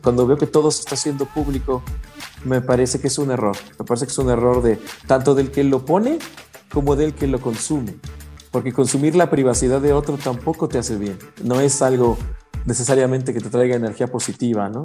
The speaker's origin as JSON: {"language": "Spanish", "country": "Mexico", "said": "como mexicanos"}